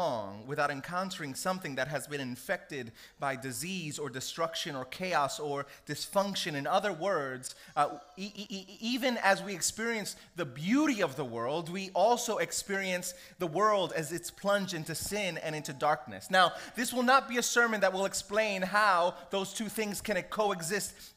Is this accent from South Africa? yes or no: no; United States; I grew up in America. I'm Puerto Rican, I have African ancestry.